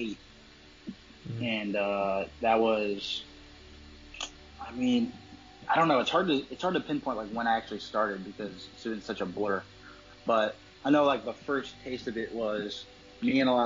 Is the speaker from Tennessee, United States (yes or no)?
no; Massachusetts, United States; we're from Shakopee, Massachusetts.